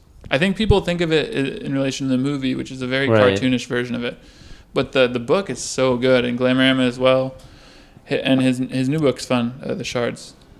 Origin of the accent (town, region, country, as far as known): Chicago, Illinois, United States; born or raised there; first language French; also born or lived in Brussels, Belgium